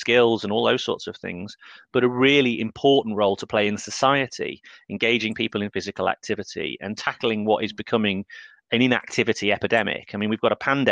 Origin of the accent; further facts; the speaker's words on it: North Wales, United Kingdom; I grew up in North Wales